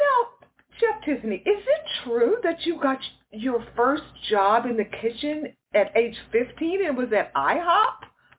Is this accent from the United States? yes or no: yes; Houston, Texas, United States; we both are fellow Texans. I'm from Houston.